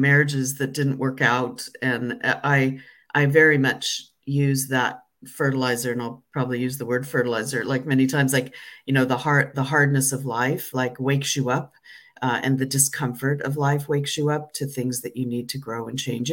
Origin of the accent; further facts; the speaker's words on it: United States; moved away as an adult; also born or lived in London; I'm no longer purely American. I'm certainly not British or European, but I'm something in between